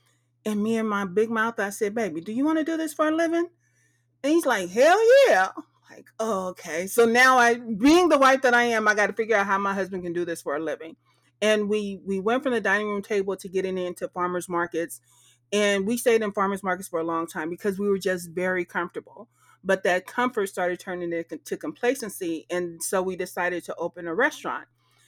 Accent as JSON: {"language": "English", "region": "Texas", "country": "United States", "said": "because my mama knew I'm from Texas, but soon as I started owning that whole vibe"}